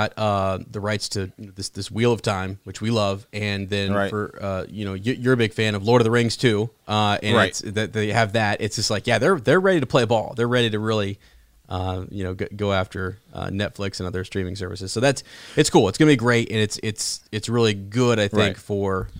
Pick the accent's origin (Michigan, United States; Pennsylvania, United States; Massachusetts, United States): Michigan, United States; Ann Arbor; was born at University of Michigan Hospital and lived in Ann Arbor for many years.